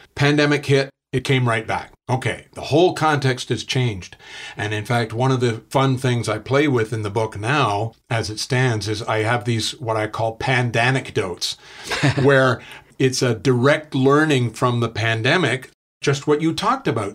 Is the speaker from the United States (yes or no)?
no; Canada